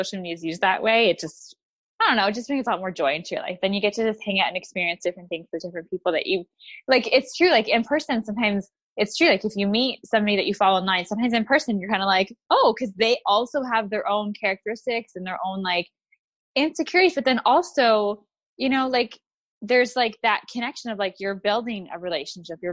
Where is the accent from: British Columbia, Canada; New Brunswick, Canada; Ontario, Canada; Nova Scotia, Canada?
Ontario, Canada; I'm from Ontario, Canada